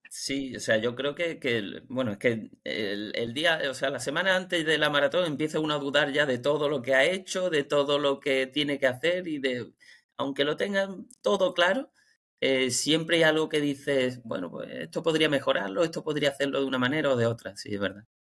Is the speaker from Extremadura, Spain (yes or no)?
no; Málaga, Andalusia, Spain; Yo soy de Málaga